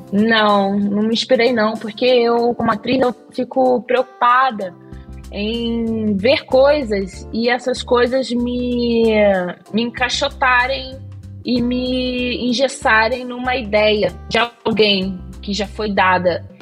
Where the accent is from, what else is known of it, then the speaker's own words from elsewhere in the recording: Rio de Janeiro, Brazil; also born or lived in Méier, Rio de Janeiro; Minha primeira infância foi na Tijuca